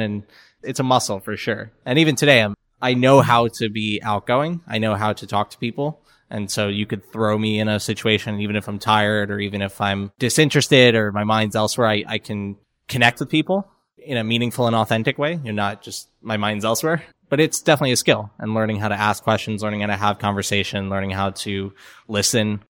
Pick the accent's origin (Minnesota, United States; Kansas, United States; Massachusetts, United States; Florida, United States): Florida, United States; also born or lived in New York; now in Atlanta, United States; I'm from Florida originally. My whole family is New Yorkers, and I used to live in New York for about four years. We moved to Atlanta about a year ago